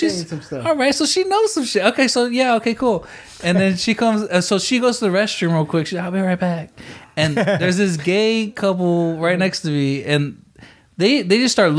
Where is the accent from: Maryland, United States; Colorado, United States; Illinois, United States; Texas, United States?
Texas, United States; San Antonio; also born or lived in Odessa, Texas; I grew up in San Antonio, Odessa.